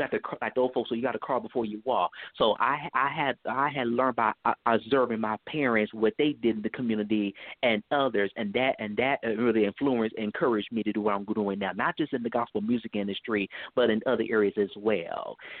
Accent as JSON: {"language": "English", "town": "Richmond", "region": "California", "country": "United States", "tie": "born or raised there", "moved": "yes", "lives_now": "Atlanta, United States", "said": "I'm born and raised in Richmond, California"}